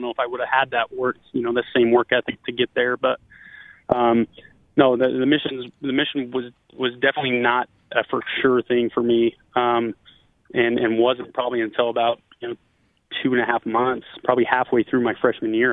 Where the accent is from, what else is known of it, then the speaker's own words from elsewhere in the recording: Northern California, United States; also born or lived in Hamilton, Canada; I growing up in Northern California